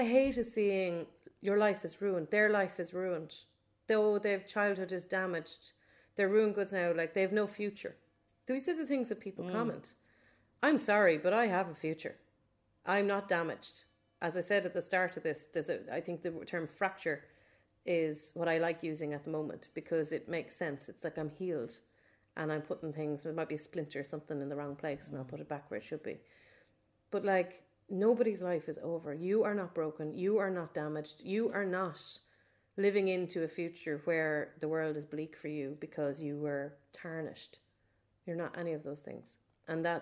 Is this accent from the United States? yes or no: no; Ireland; we're Irish